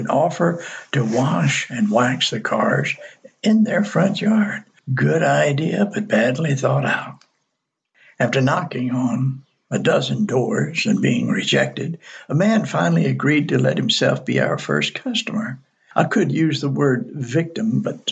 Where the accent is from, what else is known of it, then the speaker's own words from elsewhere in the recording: Mobile, Alabama, United States; in my hometown on the Gulf, most people don't know that our city of Mobile was the first to have Mardi Gras